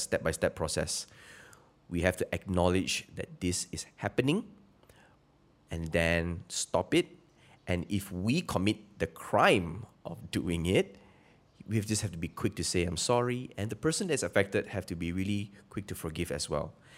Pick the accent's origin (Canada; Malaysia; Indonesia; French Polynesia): Malaysia; I'm Malaysian